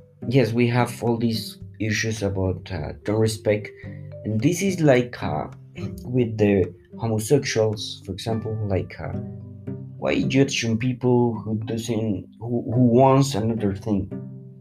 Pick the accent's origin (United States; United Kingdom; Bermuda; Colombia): Colombia; I live, I'm from Colombia